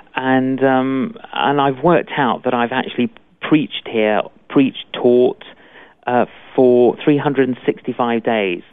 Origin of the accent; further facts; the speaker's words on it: London, United Kingdom; Both my parents were Greek Cypriot, I, and uh, but I grew up in London